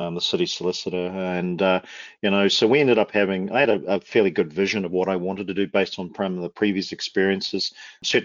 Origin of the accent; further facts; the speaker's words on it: Wellington, New Zealand; moved away as an adult; also born or lived in Auckland, New Zealand; now in Calgary, Canada; I was born and raised in Wellington in New Zealand, moved to Auckland when I just finished high school, or college, as we call it down there.